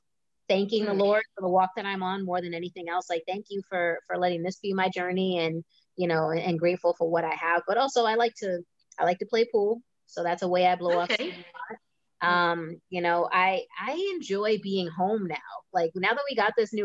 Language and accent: English; Massachusetts, United States; moved away; also born or lived in New York / Philadelphia; I grew up in Massachusetts. I lived in New York. I lived in Philly